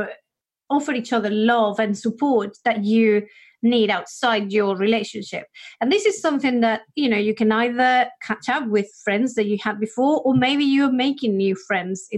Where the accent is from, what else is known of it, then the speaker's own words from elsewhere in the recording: Spain; English is a second language; now in United Kingdom; I'm from Spain